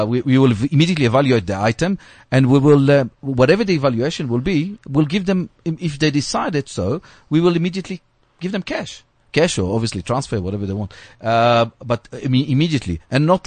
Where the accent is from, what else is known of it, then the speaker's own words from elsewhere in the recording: South Africa; So we're proudly South African.